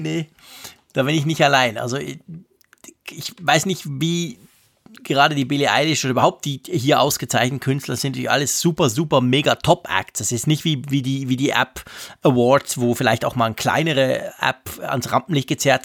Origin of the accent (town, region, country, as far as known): Switzerland; accent: Swiss German